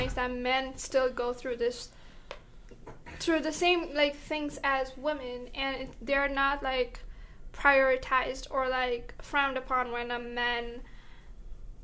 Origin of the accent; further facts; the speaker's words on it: Toronto, Ontario, Canada; I'm from Scarborough